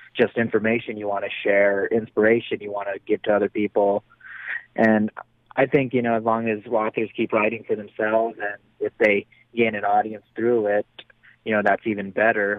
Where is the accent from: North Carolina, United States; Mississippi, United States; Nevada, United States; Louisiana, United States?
Nevada, United States; Reno; my hometown of Reno, Nevada, since I'm so close